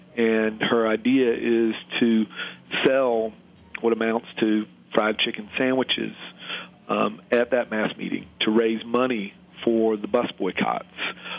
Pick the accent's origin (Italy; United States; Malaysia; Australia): United States; the South; I, as a Southerner born in 1962, as someone who kind of came aware of politics and civil rights, the fight toward a better South in the late 1960s